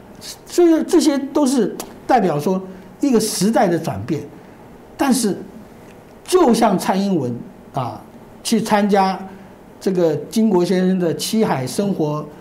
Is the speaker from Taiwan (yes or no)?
yes; Taiwan; 这个我作为一个外省人，我父母都是从江西赣州过来，啊，那么我个人的观察，因为这个我以前我父亲做警察，所以各地全台全台湾各地轮流轮流调，所以我住过台湾很多地方。